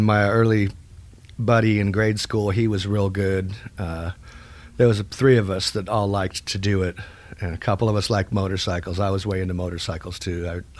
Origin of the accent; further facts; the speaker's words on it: Phoenix, Arizona, United States; moved away as an adult; also born or lived in Wichita Falls, Texas; now in Austin, United States; Phoenix primarily. We were both born here in Texas. I was in Wichita Falls.